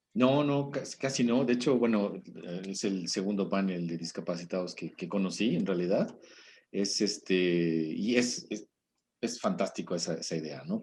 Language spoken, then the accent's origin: Spanish; Mexico